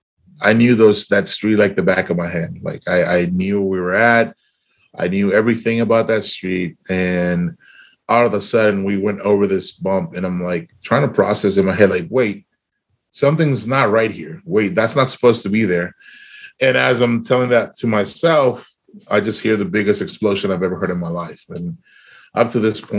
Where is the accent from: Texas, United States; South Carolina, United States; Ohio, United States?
Texas, United States; South; We grew up in South Texas.